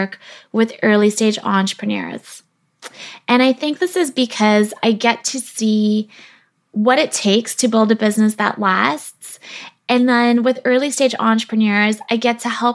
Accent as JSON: {"language": "English", "country": "South Africa", "tie": "born or raised there", "moved": "yes", "lives_now": "British Columbia, Canada", "said": "I was born in South Africa where I spent my childhood, and that was before my family immigrated to Canada where I live now"}